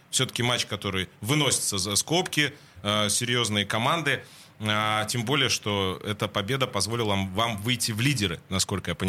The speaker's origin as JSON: {"language": "Russian", "country": "Finland", "also_born_or_lived": "France / Italy / Japan / Poland", "second_language": "Russian", "moved": "as an adult", "lives_now": "Russia", "said": "я ушел из Финляндии"}